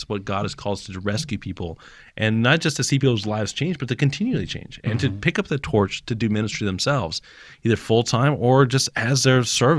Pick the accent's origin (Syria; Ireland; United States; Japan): Japan; I grew up in Japan, but I don't know if I'm wired to do ministry in Japan.